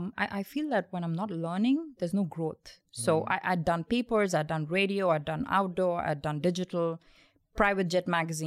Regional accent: India; So I was born in India and and then because of my dad's nature of job, we did move about a lot.

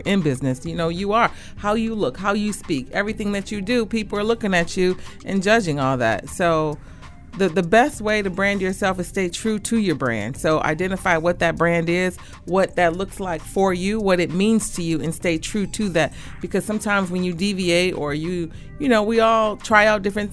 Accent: Detroit, Michigan, United States; I'm from the East Side, 6 Mile and Davidson to be exact. I'm a McKenzie High grad

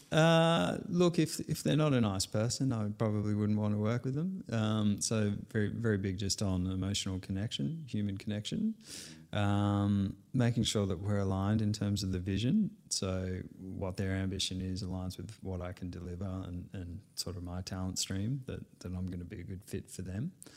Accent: Sydney, New South Wales, Australia; I was born in Sydney

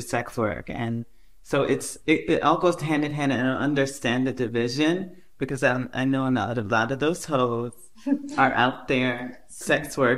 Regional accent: San Diego, California, United States; also born or lived in Europe; now in New York, United States; I'm from San Diego originally, but I've been living most of my life in New York and Europe.

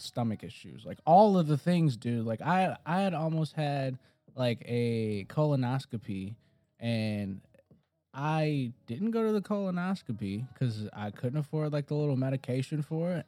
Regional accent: Detroit, Michigan, United States; I'm, I'm from Detroit

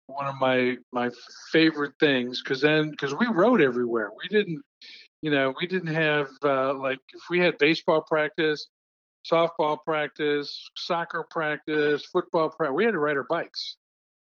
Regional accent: Cleveland, Ohio, United States; also born or lived in Sugar Land, Texas; now in Houston, United States; Christmas in Cleveland was, we always went down with my mother's family

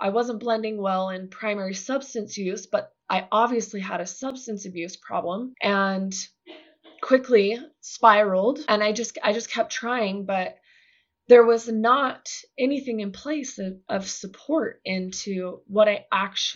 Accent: Utah, United States; Growing up in Utah

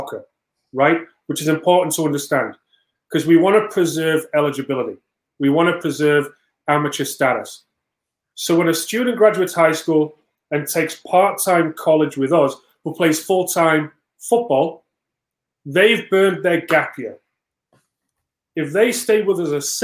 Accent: England, United Kingdom; now in United States; I came from England

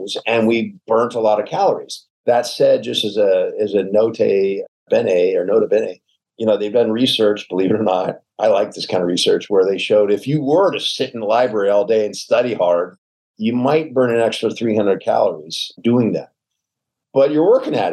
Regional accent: the South, United States; I'm a Southerner, so I mean guys and gals by just saying guys

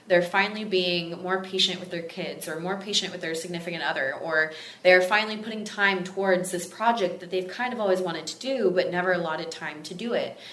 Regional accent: Texas, United States; now in Los Angeles, United States; it's in Los Angeles, California, my home. I'm from Texas originally

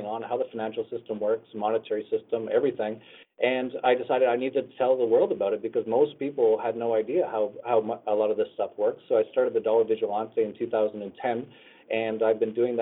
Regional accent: Canada; I grew up in Canada and started an internet company in Canada

